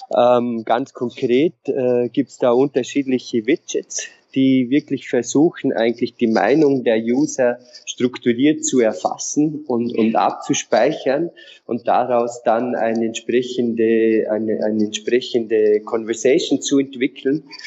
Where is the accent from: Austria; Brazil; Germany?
Austria; Vorarlberg mountains; moved away; also born or lived in Innsbruck / Vienna / London; ich komme aus den Vorarlberger Bergen, aus einem äh, sehr kleinen Dorf